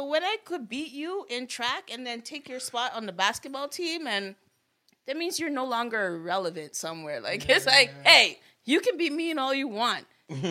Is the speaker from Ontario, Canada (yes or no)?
yes; Vanier, Ontario, Canada; So growing up in Vanier, it's like you needed to get a tough skin.